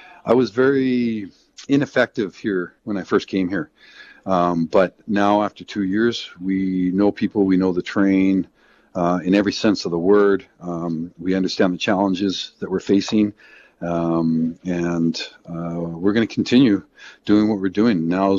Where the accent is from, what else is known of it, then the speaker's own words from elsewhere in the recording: Canada; I just don't feel, as a Canadian right now, that the job's done.